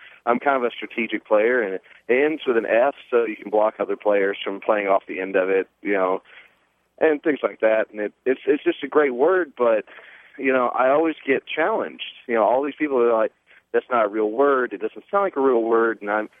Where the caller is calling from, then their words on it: Denton, Texas, United States; Denton, Texas.